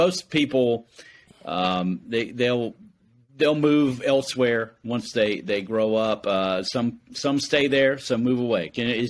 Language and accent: English; Oxford, North Carolina, United States; also born or lived in Durham, North Carolina / Raleigh, North Carolina; But I grew up in Oxford, North Carolina, which is about 30 miles north of Durham and Raleigh.